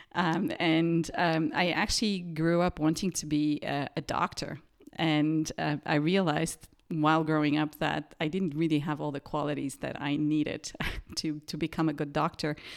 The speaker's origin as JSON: {"language": "English", "town": "Sofia", "region": "Sofia City", "country": "Bulgaria", "tie": "born or raised there", "also_born_or_lived": "Perugia, Italy", "moved": "as an adult", "lives_now": "Martinsried, Germany", "said": "I grew up in Sofia in Bulgaria"}